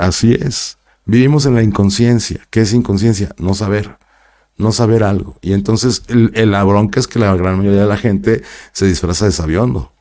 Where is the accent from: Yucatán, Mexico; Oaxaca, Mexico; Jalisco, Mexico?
Jalisco, Mexico; Guadalajara; also born or lived in Mexico City; yo nací en la Ciudad de México, pero de bebé me llevaron a Guadalajara, me quedaron en Guadalajara